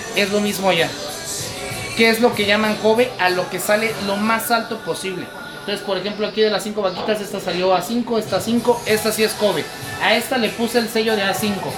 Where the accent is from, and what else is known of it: Mexico